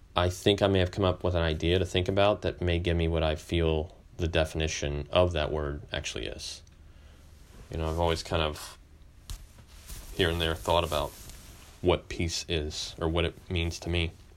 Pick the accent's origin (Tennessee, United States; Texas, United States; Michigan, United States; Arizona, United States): Texas, United States; a kid growing up in Texas